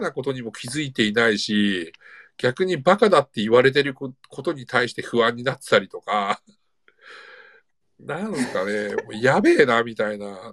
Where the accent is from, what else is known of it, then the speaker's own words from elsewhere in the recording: 000 near Morioka, Iwate, Japan; moved away as an adult; 僕の地元というか、もう、まあ、いわゆる人口2万人の町で、僕も、こう、うん、物心ついた頃から高校卒業するまで